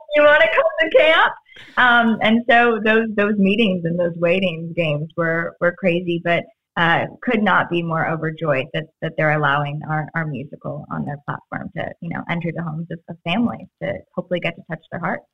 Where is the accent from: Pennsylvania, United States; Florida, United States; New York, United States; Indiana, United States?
Florida, United States; moved away; I grew up with Publix in Florida